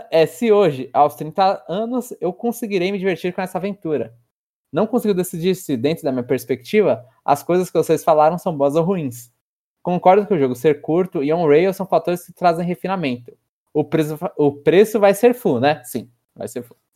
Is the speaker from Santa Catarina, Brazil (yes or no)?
no; São Paulo, Brazil; Então eu sou paulistano da gema.